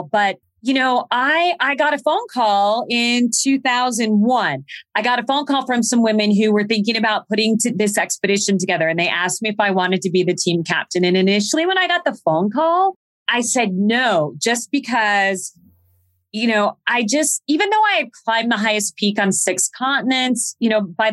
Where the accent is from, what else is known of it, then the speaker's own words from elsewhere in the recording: Phoenix, Arizona, United States; I was born and raised in Phoenix, Arizona